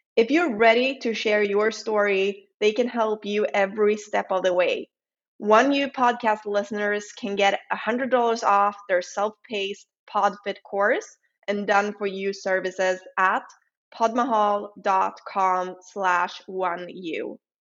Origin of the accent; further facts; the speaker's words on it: Sweden; accent: Swedish; English is a second language; my lovely Swedish accent.